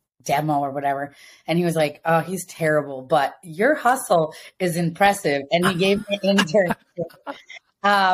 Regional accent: Ithaca, New York, United States; moved away as an adult; now in Los Angeles, United States; I grew up in Ithaca, New York

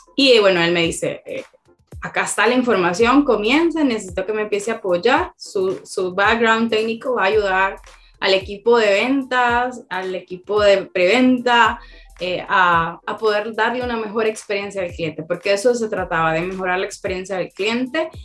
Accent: Tegucigalpa, Francisco Morazán, Honduras; now in El Salvador; yo nací en Tegucigalpa, Honduras, vivo en El Salvador

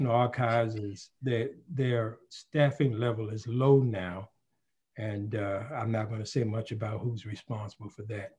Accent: Baltimore, Maryland, United States; moved away as an adult; now in Detroit, United States; I was born and raised in Charm City, also known as Baltimore, Maryland

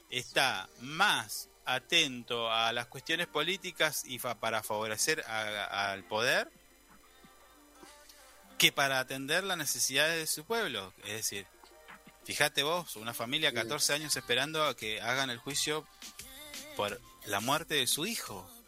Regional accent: Argentina; es mi pueblo

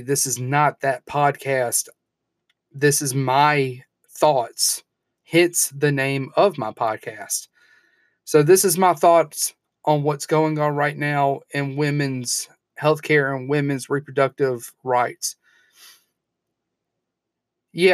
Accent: Alabama, United States; my home state of Alabama

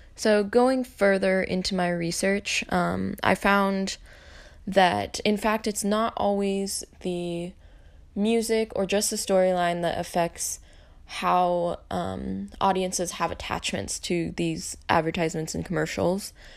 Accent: Eatonville, Washington, United States; My hometown is Eatonville, Washington, which is a really small town at the base of Mount Rainier.

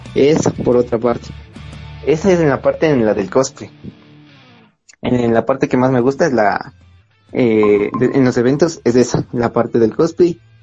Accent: Ecuador; soy de Ecuador

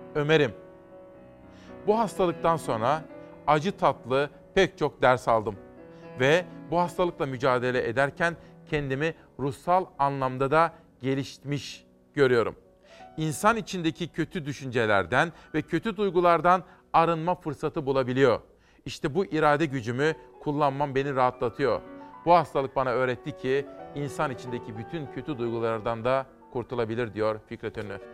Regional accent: Simav, Kütahya, Turkey; Ben Kütahya Simavlıyım

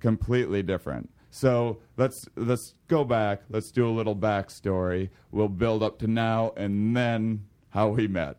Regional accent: La Crosse, Wisconsin, United States; I applied for this, um, U W lacrosse in my hometown

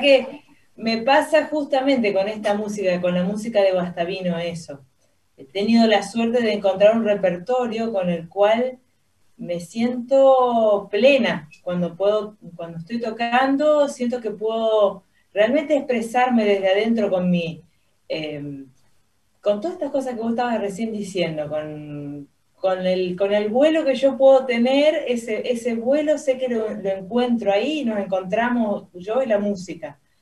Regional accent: Santa Fe, Argentina; acá de chica en Santa Fe

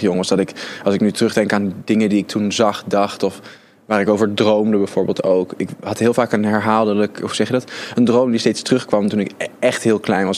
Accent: Arnhem, Gelderland, Netherlands; born or raised there

